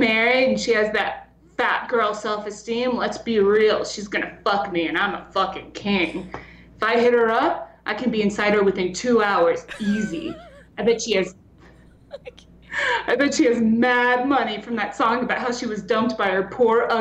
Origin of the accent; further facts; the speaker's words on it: Texas, United States; growing up in Texas around a bunch of fucking drug addicts